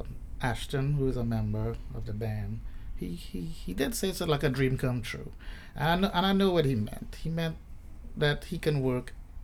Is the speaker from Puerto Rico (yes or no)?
no; Trinidad & Tobago; now in United States; I grew up in Trinidad and Tobago, and I think that's the most southern island in the Caribbean.